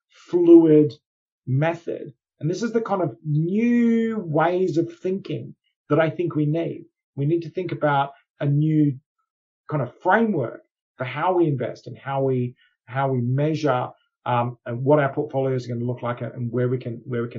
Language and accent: English; Australia; moved away; as an Australian originally